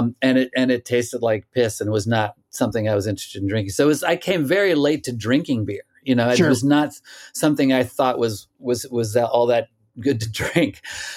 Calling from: Brooklyn, New York, United States; From my house in Brooklyn, New York.

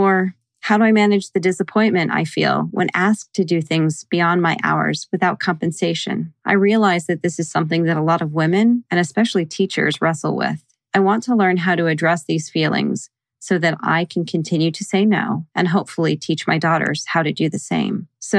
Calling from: Springfield, Virginia, United States

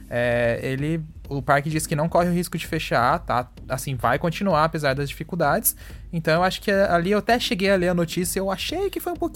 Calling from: Timbó, Santa Catarina, Brazil; sou de Timbó, Santa Catarina e muito fã do canal de vocês.

